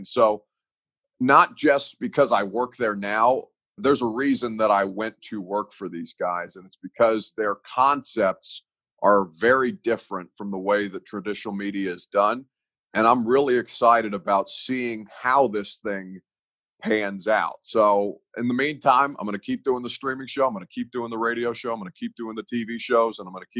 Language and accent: English; Evansville, Indiana, United States; now in Nashville, United States; I consider Nashville to be my home. I'm not from Nashville. I'm from Evansville, Indiana.